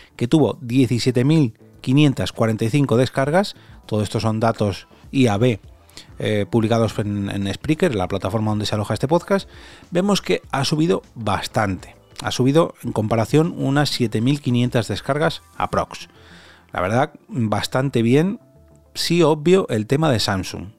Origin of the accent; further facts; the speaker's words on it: Móstoles, Community of Madrid, Spain; Móstoles, que es mi ciudad natal y donde resido